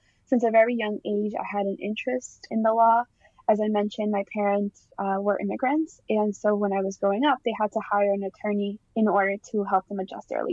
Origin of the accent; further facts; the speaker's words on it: Boston, Massachusetts, United States; I grew up in East Boston, and my family actually immigrated from Colombia